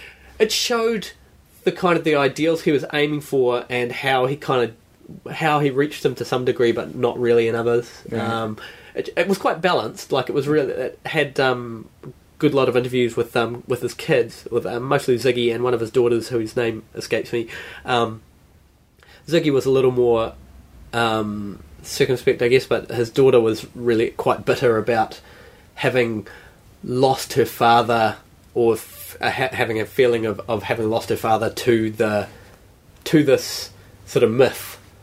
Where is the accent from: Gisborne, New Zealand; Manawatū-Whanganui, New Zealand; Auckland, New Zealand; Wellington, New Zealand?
Gisborne, New Zealand; I grew up in, like, when I was young, we grew up in Gisborne and had relations up the East Coast